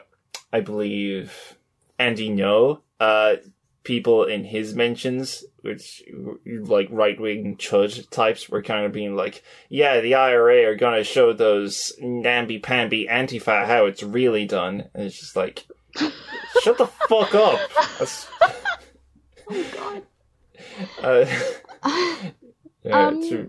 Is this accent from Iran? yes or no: no; Ireland; I'm from Ireland